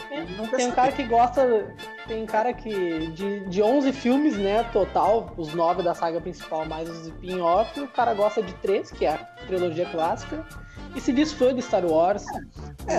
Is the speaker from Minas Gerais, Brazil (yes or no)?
no; Porto Alegre, Rio Grande do Sul, Brazil; a gente é morador da cidade de Porto Alegre, Rio Grande do Sul. A gente é gaúcho